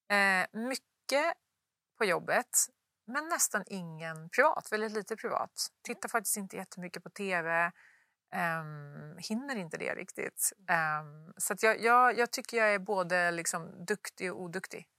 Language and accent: Swedish; Luleå, Norrbotten County, Sweden; moved away; uppe i Luleå där jag kommer ifrån